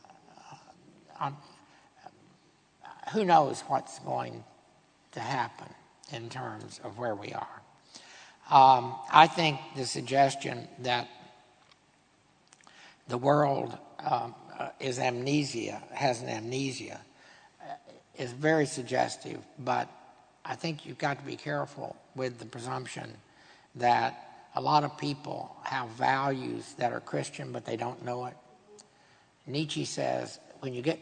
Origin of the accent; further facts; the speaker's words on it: Texas, United States; I'm a Texan